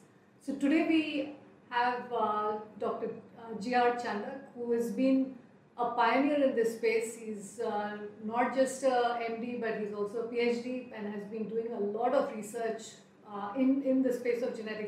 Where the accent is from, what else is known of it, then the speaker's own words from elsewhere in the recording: Bikaner, Rajasthan, India; we are both from Bikaner